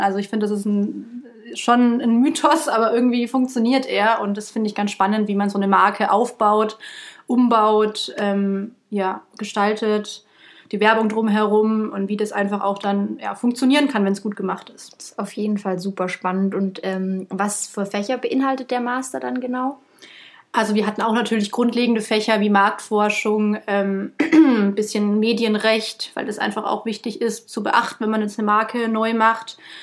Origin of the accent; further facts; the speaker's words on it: Munich, Bavaria, Germany; moved away as an adult; also born or lived in Stuttgart / Würzburg; bin ich aus München